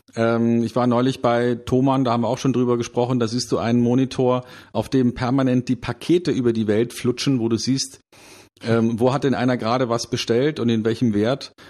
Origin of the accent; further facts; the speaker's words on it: Munich, Bavaria, Germany; in meiner Heimatstadt München